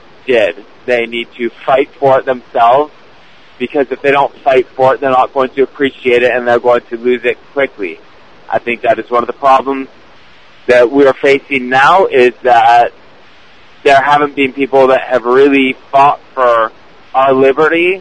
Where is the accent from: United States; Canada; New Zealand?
Canada; I'm from Canada